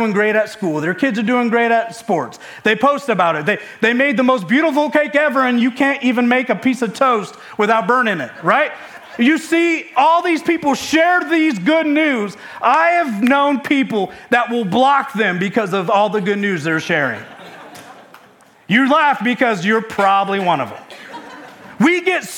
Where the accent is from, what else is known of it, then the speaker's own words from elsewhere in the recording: Michigan, United States; now in West Virginia, United States; I'm from Michigan